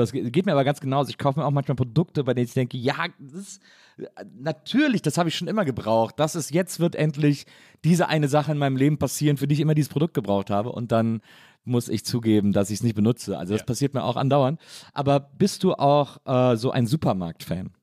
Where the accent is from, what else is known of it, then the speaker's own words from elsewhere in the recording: Wesseling, North Rhine-Westphalia, Germany; ich komme ja aus Wesseling und das ist ja, weiß ich nicht, eine halbe Stunde vom Phantasialand entfernt